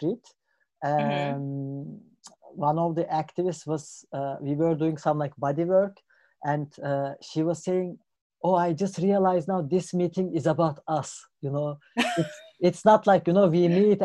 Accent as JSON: {"language": "English", "region": "Istanbul", "country": "Turkey", "tie": "born or raised there", "moved": "as an adult", "lives_now": "Germany", "said": "I'm from Istanbul, Turkey"}